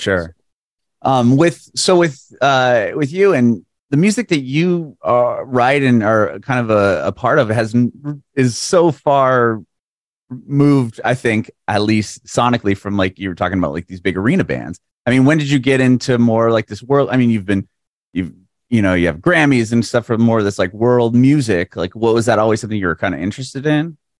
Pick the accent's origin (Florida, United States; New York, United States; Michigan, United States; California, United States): California, United States; San Diego; moved away; also born or lived in Bay Area, California; I'm from San Diego, but I lived in the Bay Area for, like, five